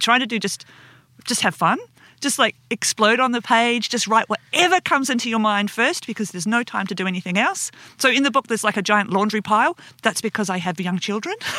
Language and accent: English; Perth, Western Australia, Australia; We're both from Perth